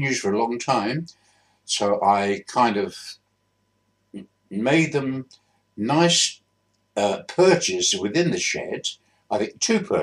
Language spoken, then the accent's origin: English; Bristol, South West England, United Kingdom; also born or lived in Swindon; I grew up in Bristol. Born in Swindon in 1939, but after about a year, we moved to Bristol